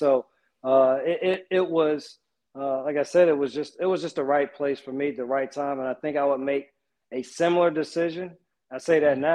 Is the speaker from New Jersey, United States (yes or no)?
yes; East Orange, New Jersey, United States; moved away; also born or lived in Charlotte; I'm from East Orange